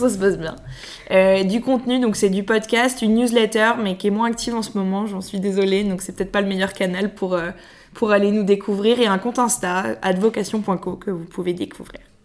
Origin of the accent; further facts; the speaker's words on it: Paris, Île-de-France, France; je suis née à Paris j'ai fait toute ma scolarité à Paris